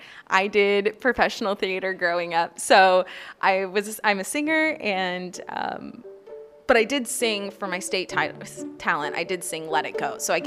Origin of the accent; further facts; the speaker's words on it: Oregon City, Oregon, United States; now in Anchorage, United States; I'm 27 years old, and I'm from Oregon City, Oregon.